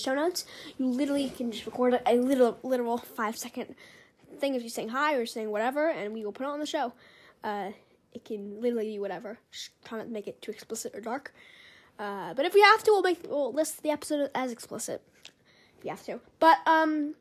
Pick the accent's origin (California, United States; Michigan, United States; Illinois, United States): California, United States; Los Angeles; growing up in Hollywood